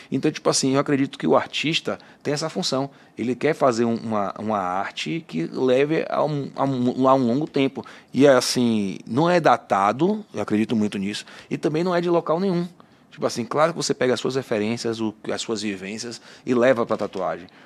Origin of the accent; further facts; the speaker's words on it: Bahia, Brazil; now in São Paulo, Brazil; Então, tipo assim, é o que eu falo, bicho, sou da Bahia, mas eu sou. Antigamente, chegava aqui em São Paulo, em outros lugares também do Brasil, meio de cabeça baixa é da Bahia, sou, ei, é, baiana, né